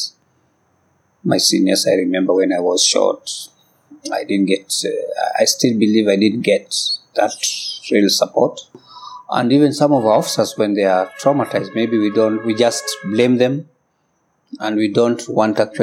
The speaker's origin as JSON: {"language": "English", "region": "Kikuyu", "country": "Kenya", "said": "I come from Kikuyu community"}